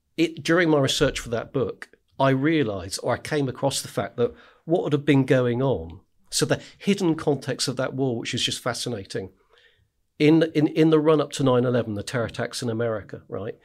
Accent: West Dorset, South West England, United Kingdom; I grew up in the middle of nowhere in West Dorset

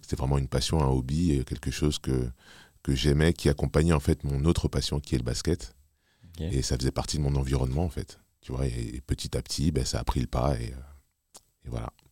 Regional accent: Paris, Île-de-France, France; also born or lived in Montreuil / Neuilly-Plaisance; suis né à Paris, j'ai grandi à Paris

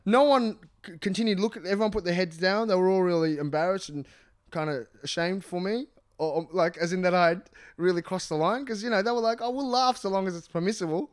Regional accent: Australia; I'm from Australia

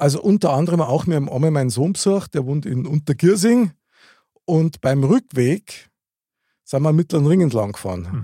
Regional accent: Munich, Bavaria, Germany; Ich bin in der Nähe vom Stiegelmeierplatz aufgewachsen

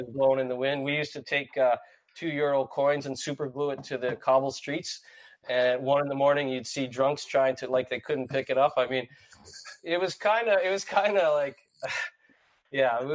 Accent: St. John's, Newfoundland and Labrador, Canada; moved away as an adult; now in Dublin, Ireland; I grew up in St. John's, Newfoundland

